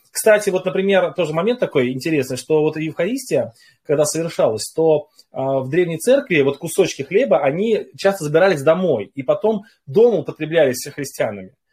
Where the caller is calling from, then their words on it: Saint Petersburg, Russia; я из Санкт-Петербурга.